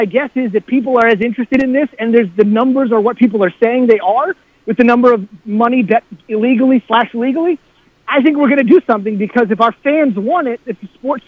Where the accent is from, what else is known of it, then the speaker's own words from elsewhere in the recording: New Jersey, United States; I grew up in New Jersey